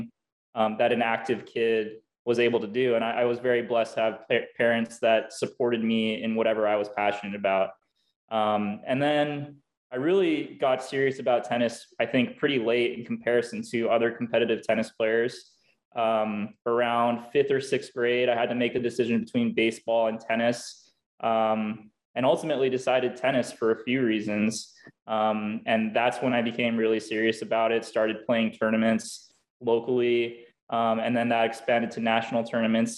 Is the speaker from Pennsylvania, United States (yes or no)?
no; Hawaii, United States; I was born and raised in Hawaii